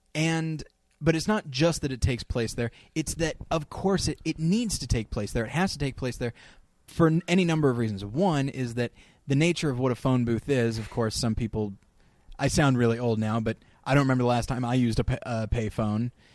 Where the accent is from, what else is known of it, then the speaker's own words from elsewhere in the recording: California, United States; moved away; also born or lived in Denver / Missouri; I grew up in California